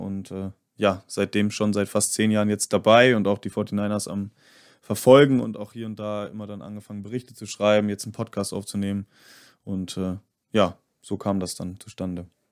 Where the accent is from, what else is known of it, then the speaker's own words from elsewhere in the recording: Bielefeld, North Rhine-Westphalia, Germany; ich komme nämlich auch aus Nordrhein-Westfalen, aus Bielefeld.